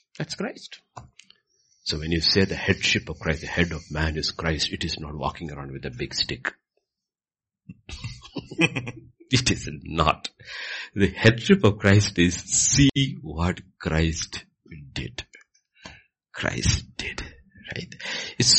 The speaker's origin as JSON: {"language": "English", "region": "Kerala", "country": "India", "said": "I come from Kerala."}